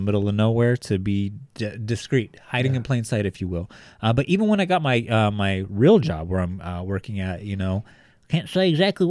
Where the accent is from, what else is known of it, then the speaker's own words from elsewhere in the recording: Bakersfield, California, United States; But being that we are from Bakersfield, I think that it's only proper that, you know, we put our spin on it.